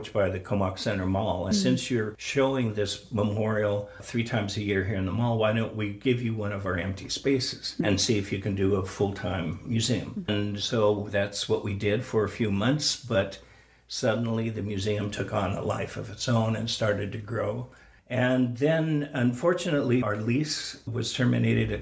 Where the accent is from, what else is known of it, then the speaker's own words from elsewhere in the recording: United States; also born or lived in Seattle; as an American, growing up with the American system of identity